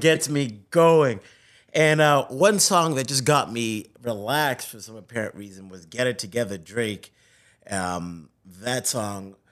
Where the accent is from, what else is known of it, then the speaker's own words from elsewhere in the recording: Zimbabwe; moved away; I was born in Africa, in Zimbabwe